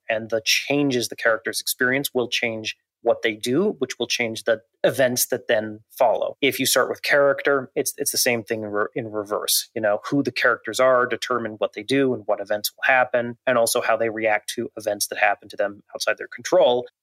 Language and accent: English; Montana, United States; I grew up in Montana, uh, still live there, in fact, not too far from my childhood